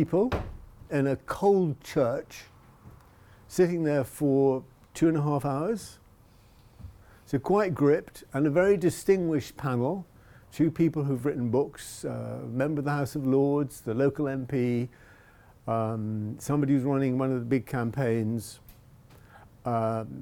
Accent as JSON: {"language": "English", "region": "England", "country": "United Kingdom", "said": "I speak as an English European"}